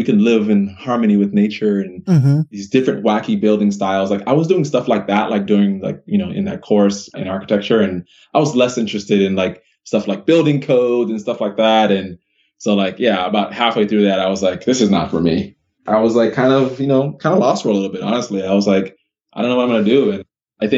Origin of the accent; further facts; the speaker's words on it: Miami, Florida, United States; I grew up in Miami, Florida. That's where I was born